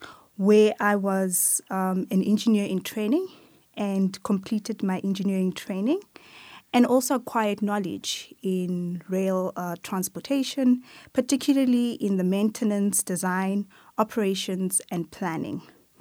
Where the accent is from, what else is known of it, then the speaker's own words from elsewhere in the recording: Atteridgeville, Gauteng, South Africa; I was born and raised in Atteridgeville. It is in the west of Pretoria.